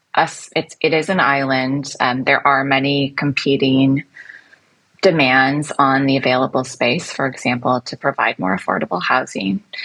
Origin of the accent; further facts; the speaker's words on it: United States; moved away as an adult; also born or lived in London; now in Singapore; in the United States, which is my home country